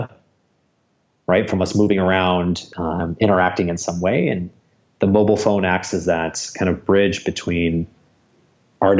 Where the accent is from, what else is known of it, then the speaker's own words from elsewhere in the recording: Michigan, United States; moved away as an adult; now in Los Angeles, United States; born and raised in Michigan